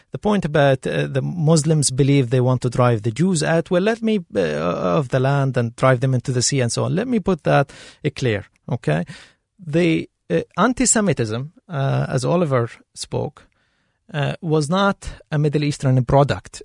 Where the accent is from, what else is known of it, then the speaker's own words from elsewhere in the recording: Palestine; now in Ireland; I'm originally from Palestine too